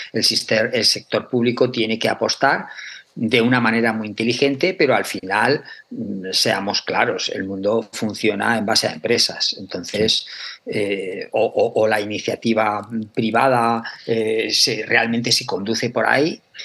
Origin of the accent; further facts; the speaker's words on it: Aragon, Spain; yo soy de Aragón, o sea, y en Aragón tenemos cuatro denominaciones de origen